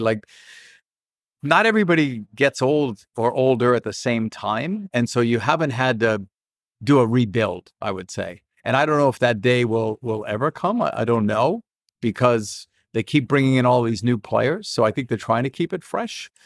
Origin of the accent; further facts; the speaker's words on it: Boston, Massachusetts, United States; I grew up in Boston